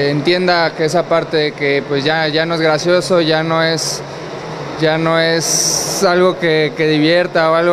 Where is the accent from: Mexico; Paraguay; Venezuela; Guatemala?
Mexico; es algo que queremos cambiar como, como mexicanos